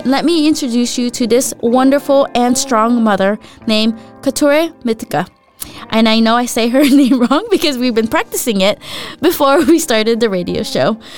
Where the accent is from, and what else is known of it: Southern California, United States; born or raised there; moved away as an adult; also born or lived in Philippines; now in Denmark